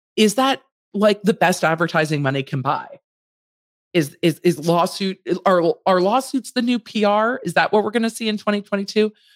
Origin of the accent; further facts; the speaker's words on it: Los Angeles, California, United States; I grew up in Los Angeles